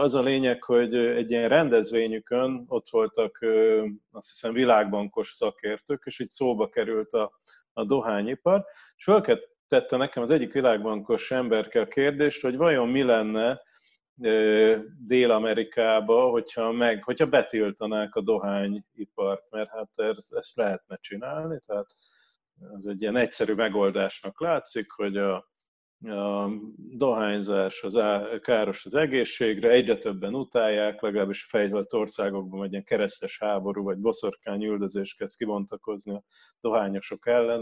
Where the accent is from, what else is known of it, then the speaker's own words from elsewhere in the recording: Pécs, Baranya, Hungary; én Pécsi vagyok